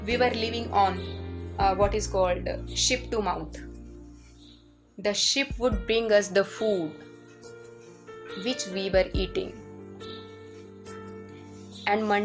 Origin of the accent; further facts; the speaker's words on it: India; Our country, our country, India.